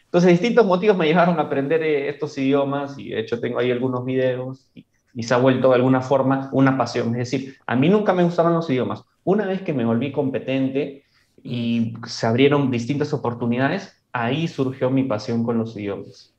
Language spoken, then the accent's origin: Spanish; Peru; first language Spanish; tú como peruano sabes que nuestro país es complejo